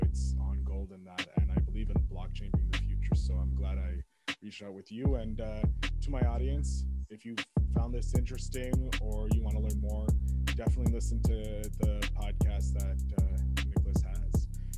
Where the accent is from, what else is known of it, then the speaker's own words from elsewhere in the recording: England, United Kingdom; having the English and French names but being English, you know, so that's where I get it from.